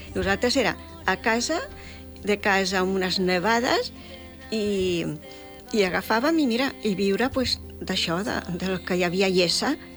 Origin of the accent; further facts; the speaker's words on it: Gessa, Catalonia, Spain; also born or lived in Montgarri; Iessa, que és el meu poble de que he viscut tota la vida, eh, pràcticament